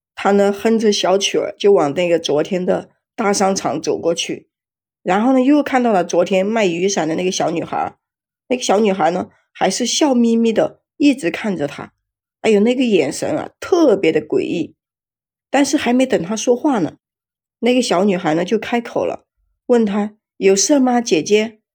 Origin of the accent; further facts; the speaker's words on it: Jiangxi, China; 最近我们江西这边吧，天天都是下雨